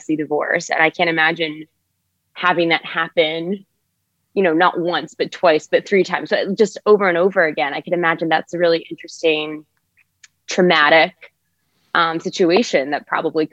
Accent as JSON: {"language": "English", "country": "United States", "accent": "American", "said": "I'm an American actor and playwright"}